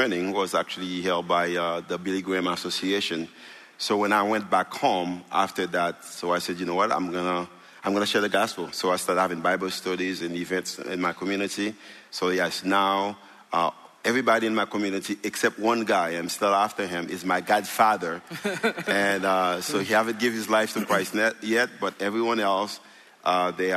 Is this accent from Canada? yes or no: no; Haiti; moved away; I'm from Haiti. And when I was 12 years old, my dad walked away.